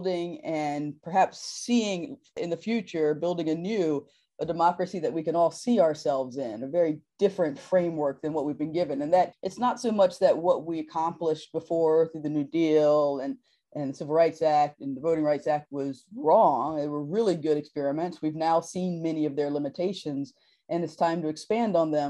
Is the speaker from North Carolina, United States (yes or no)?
yes; North Carolina, United States; my home state of North Carolina